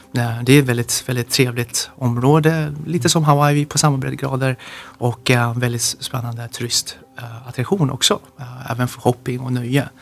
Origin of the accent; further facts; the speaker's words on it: Sweden; jag är ju svensk i grunden, så jag är uppvuxen här